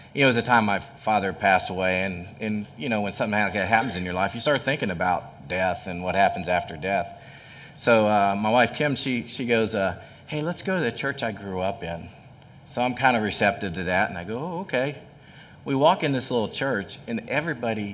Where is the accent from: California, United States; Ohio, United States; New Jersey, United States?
Ohio, United States; Hamilton; I grew up in Hamilton, and it was back when, you know, Hamilton was prosperous, had all the factories, Armco, you know, Fisher Body, you know, Beckett Paper, Champion Paper